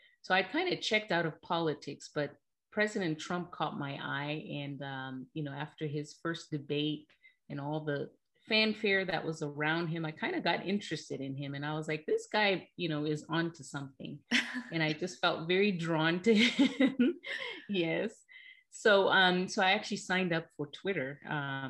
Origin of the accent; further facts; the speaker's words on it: Zimbabwe; moved away as an adult; now in United States; I was born and raised in Zimbabwe, and I came to the United States at the age of 19